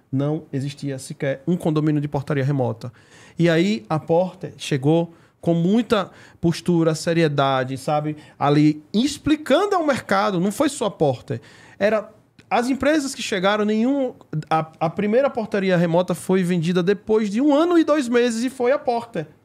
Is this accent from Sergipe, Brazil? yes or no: yes; Sergipe, Brazil; now in São Paulo, Brazil; Eu sou lá de Sergipe com muito orgulho, eu sou nordestino com muito orgulho. Hoje moro aqui em São Paulo, tá?